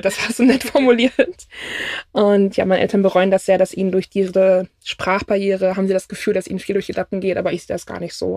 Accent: Germany; ich bin Deutsche

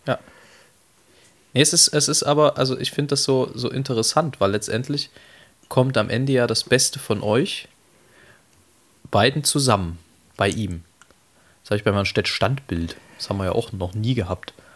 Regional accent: East Germany, Germany; wir sind ja nun beide gebürtige Osseriche

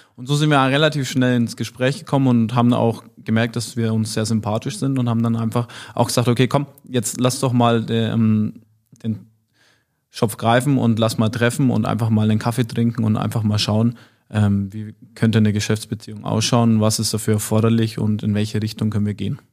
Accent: Nuremberg area, Bavaria, Germany; moved away; sehr verwurzelt noch mit meiner Heimat bin und ähm, Familie, Freunde, Verwandte in der Regel alle dort zu Hause sind

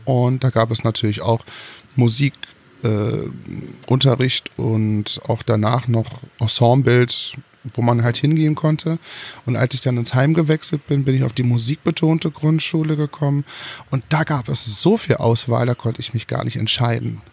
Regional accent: Germany; Also ich, ich bin geborener äh, Deutscher. Also ich bin hier geboren, groß und breit geworden.

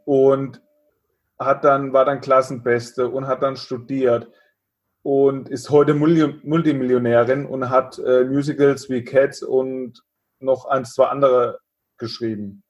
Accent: Germany; bei uns in Deutschland

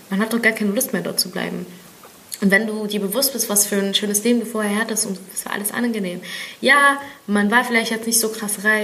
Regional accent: Berlin, Germany; Ich fühle mich, ich bin Berlinerin. Ich fühle mich als Berlinerin und ich fühle mich ägyptisch.

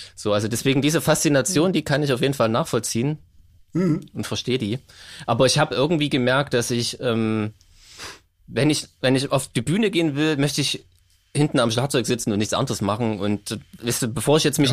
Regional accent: Gera, Thuringia, Germany; ich komme aus Gera

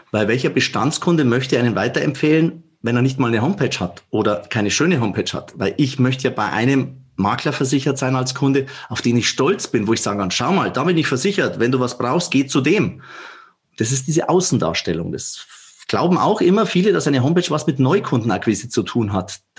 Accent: Bavaria, Germany; accent: Bavarian; ich bin in der Tat, man hört es an meinem Dialekt, ein Bayer, sogar ein Oberbayer und auch Regensburg ist meine Wahlheimat.

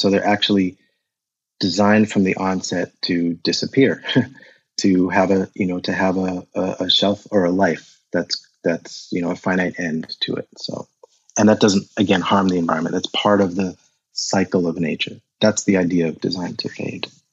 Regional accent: United States; moved away as an adult; also born or lived in Zaire; now in Germany; I grew up in America um, with a heavy German influence. So we spoke German at home

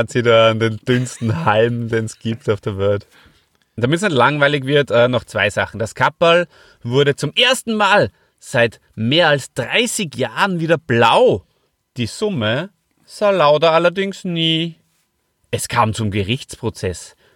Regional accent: Hof, Bavaria, Germany; Ich komme ja ähm, aus Hof, da hat es ja schon geschnieben.

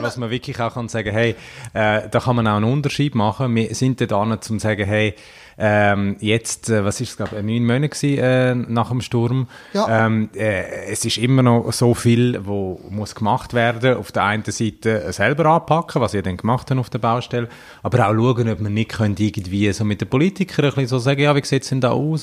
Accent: Davos, Graubünden, Switzerland; jetzt bin ich ja von Davos, was auch... Äh grosser Tourismusort ist

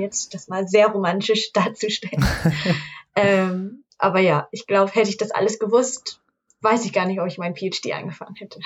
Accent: Hamburg, Germany; accent: Hamburger Dialekt; ich komme aus Hamburg und äh, andere Leute würden mir schon sagen, dass ich einen Dialekt habe. Vielleicht einen Hamburger Dialekt

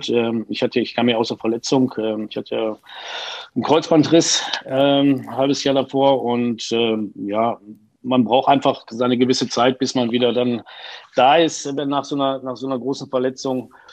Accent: Unna, North Rhine-Westphalia, Germany; ich bin ja gebürtiger Uneraner und ähm, ja, wenn du aus der Region da unten kommst, also Dortmunder Ecke

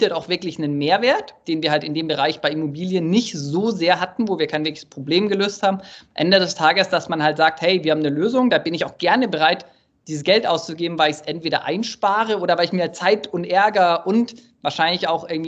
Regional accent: Munich, Bavaria, Germany; Ja, ich komme ursprünglich aus München. Man hört es mir irgendwie nicht an, aber.

